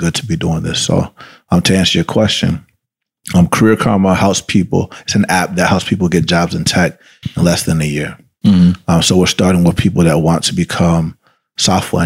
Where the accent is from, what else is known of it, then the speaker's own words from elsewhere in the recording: Atlanta, Georgia, United States; first language Spanish; English is a second language; I grew up in Atlanta, Georgia